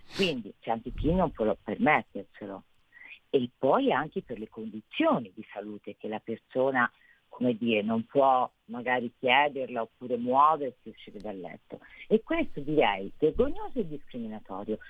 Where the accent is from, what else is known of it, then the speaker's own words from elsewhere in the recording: Tuscany, Italy; sono toscana